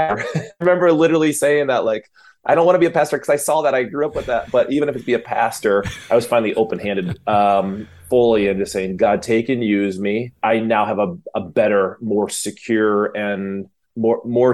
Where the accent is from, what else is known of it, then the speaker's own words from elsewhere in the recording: Michigan, United States; come from a home that my dad was a minister. He was a pastor up in Michigan. And so being a middle child, small town